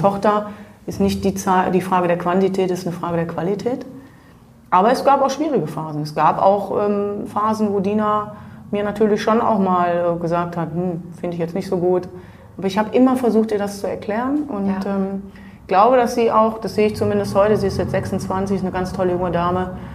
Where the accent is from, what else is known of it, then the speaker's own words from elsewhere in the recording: Germany; moved away as an adult; also born or lived in Switzerland; ich bin Deutsche